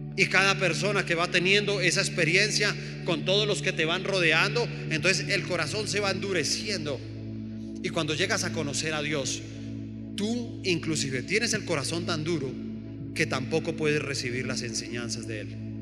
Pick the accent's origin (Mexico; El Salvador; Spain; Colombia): Colombia; nosotros como colombianos